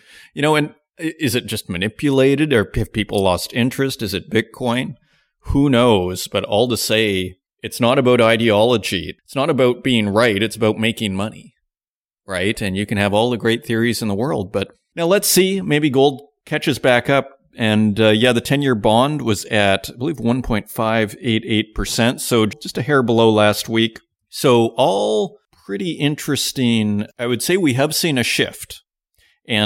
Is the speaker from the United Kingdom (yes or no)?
no; Canada; now in Germany; I'm Canadian, but I live in Germany.